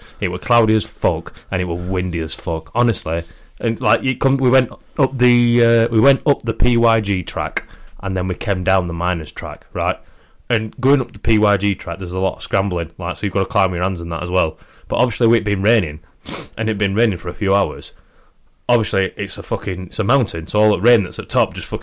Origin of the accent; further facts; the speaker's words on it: England, United Kingdom; we're from England